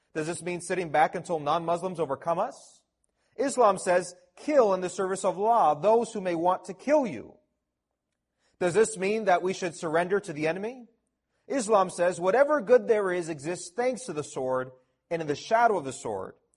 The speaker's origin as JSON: {"language": "English", "town": "Toronto", "region": "Ontario", "country": "Canada", "tie": "born or raised there", "said": "I'm a local Canadian, born and raised in Toronto"}